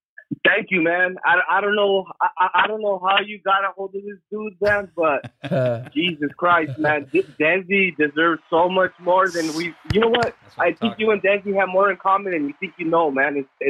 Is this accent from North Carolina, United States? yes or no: no; Los Angeles, California, United States; I'm from East LA, man. My whole family's from East LA.